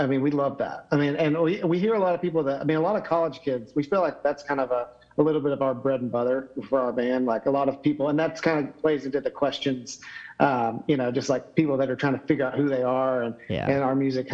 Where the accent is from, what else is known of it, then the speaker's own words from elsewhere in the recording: Knoxville, Tennessee, United States; I'm from Knoxville, so Dollywood's like 20 minutes from my house